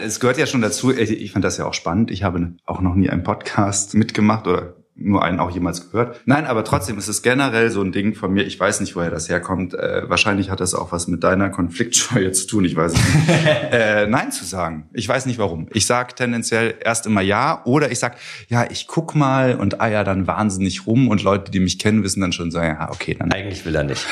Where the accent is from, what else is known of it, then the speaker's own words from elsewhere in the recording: Eifel, Germany; moved away as an adult; also born or lived in Trier; now in Cologne, Germany; ich bin Landkind, komme aus der Eifel und habe da die ersten 19 Jahre meines Lebens verbracht